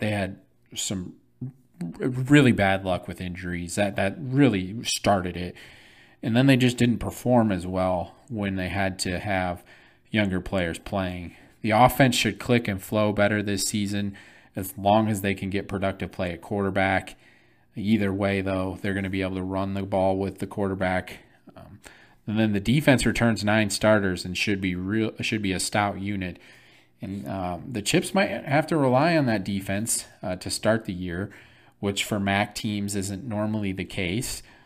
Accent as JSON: {"language": "English", "town": "Flint", "region": "Michigan", "country": "United States", "said": "I'm from Flint"}